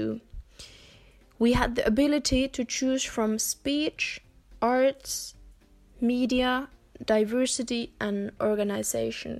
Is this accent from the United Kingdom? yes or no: no; Finland; also born or lived in Germany; I'm 19 years old, and I'm from Finland